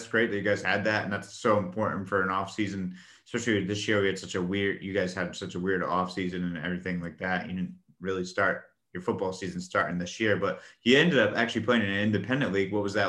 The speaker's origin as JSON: {"language": "English", "town": "Westerly", "region": "Rhode Island", "country": "United States", "tie": "born or raised there", "said": "growing up in Westerly and everything like that, know all about that."}